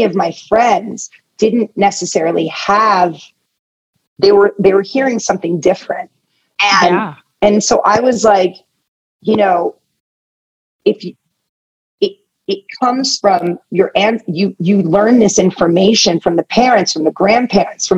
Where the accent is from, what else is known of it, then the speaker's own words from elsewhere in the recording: Atherton, California, United States; also born or lived in Tehran, Iran / England; I grew up in Northern California in a town called Atherton, which is right outside of Palo Alto, Menlo Park.